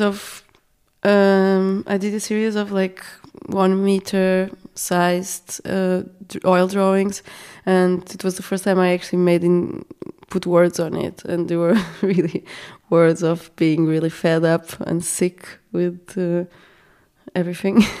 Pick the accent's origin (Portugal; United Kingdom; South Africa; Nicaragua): Portugal; now in Austria; I come from Portugal